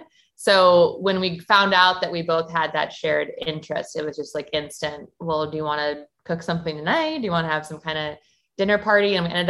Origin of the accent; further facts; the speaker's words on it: Milwaukee, Wisconsin, United States; moved away as an adult; also born or lived in Arizona; I'm from Milwaukee, Wisconsin